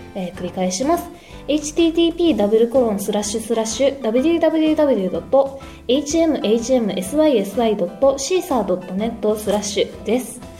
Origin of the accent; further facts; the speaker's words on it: Kobe, Hyogo, Japan; 神戸市出身在住のもう地元神戸が大好きな純日本人でございます